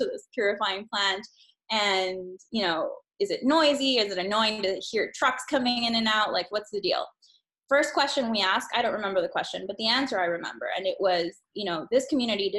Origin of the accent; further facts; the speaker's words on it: Honduras; I grew up in Honduras.